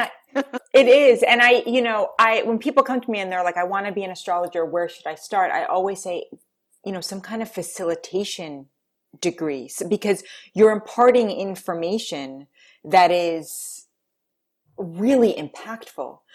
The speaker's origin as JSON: {"language": "English", "town": "New York City", "region": "New York", "country": "United States", "tie": "born or raised there", "moved": "yes", "said": "I grew up in New York City."}